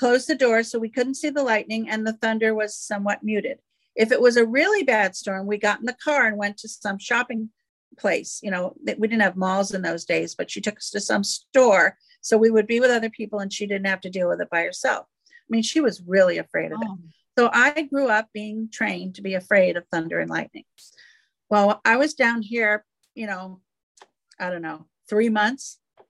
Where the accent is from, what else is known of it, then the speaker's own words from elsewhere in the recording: New England, United States; now in South Carolina, United States; I came from New England. I now live in South Carolina.